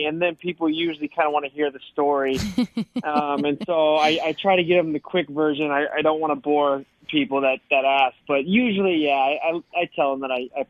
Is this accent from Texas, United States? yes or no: no; Washington, United States; born or raised there